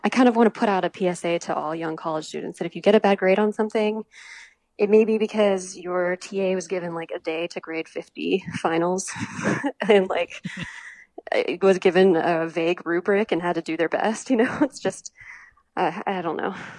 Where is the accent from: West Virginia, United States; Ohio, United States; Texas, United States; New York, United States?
West Virginia, United States; Morgantown; moved away as an adult; also born or lived in Charleston, South Carolina; I was born and raised until college in West Virginia